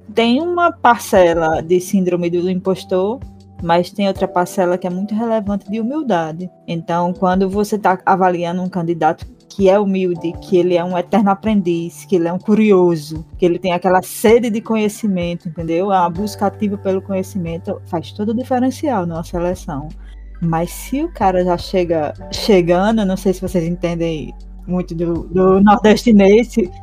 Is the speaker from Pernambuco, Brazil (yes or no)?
no; Currais Novos, Rio Grande do Norte, Brazil; Eu sou aqui de Currais Novos, no Rio Grande do Norte mesmo